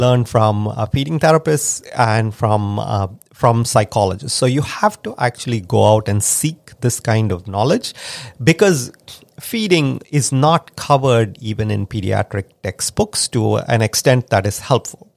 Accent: India; now in United States; I grew up in India

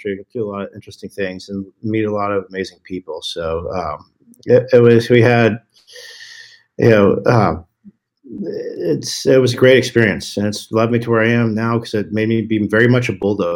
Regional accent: Colorado, United States; also born or lived in Texas; I moved from Texas to Colorado when I was a kid, and Colorado back in the day was very much still Wild Wild West

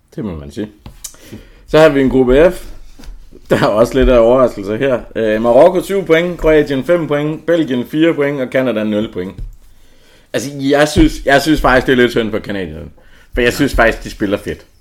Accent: Southern Jutland, Southern Denmark, Denmark; jeg kommer fra Sønderjylland

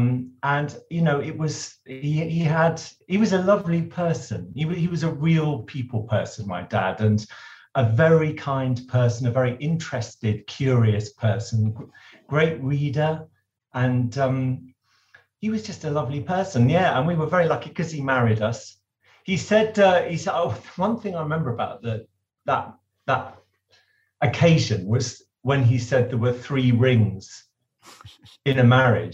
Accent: London, United Kingdom; we were living in London. I grew up in London

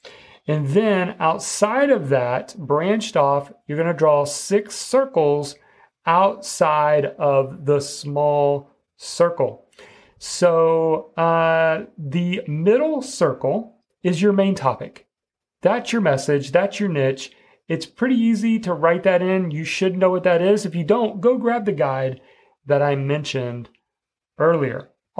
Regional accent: Midwest, United States; I grew up in the Midwest

